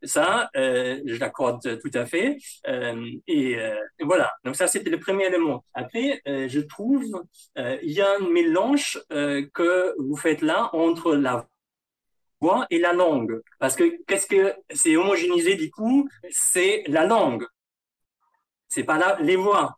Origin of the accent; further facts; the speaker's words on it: Germany; accent: German; first language German; French is a second language; moved away as an adult; now in Paris, France; mon, mon accent allemand